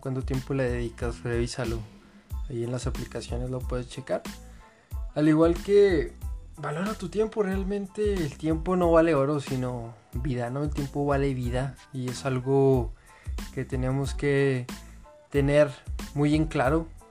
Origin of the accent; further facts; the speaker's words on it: Mexico; pero nacimos en México